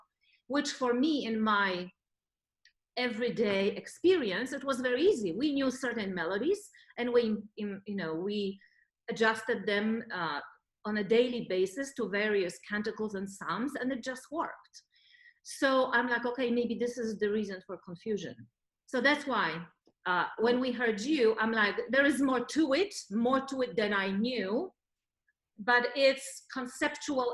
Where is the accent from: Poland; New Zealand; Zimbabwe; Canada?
Poland; now in Los Angeles, United States; I come from Poland